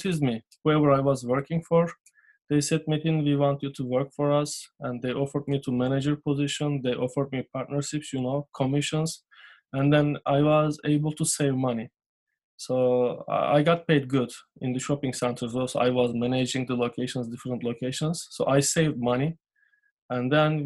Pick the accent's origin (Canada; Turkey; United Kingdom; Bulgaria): Turkey; English is a second language; moved away as an adult; now in United States; I am from Turkey.